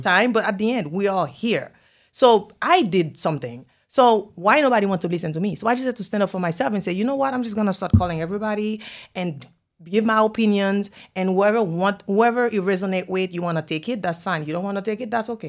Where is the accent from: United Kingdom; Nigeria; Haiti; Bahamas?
Haiti; English is a second language; now in Miami, United States; I'm from Haiti. I speak Creole.